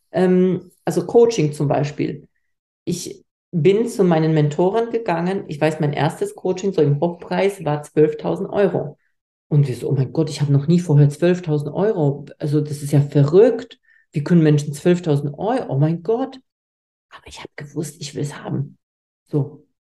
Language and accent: German; Poland; Ich komme aus Polen. Ich komme nicht aus einer Unternehmerfamilie.